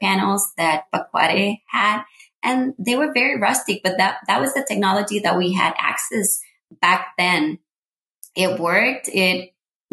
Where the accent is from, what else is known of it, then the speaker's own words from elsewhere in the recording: Cartago, Costa Rica; English is a second language; moved away as an adult; now in San Jose, Costa Rica; I'm Costa Rican, born and raised in Costa Rica. I was born in Cartago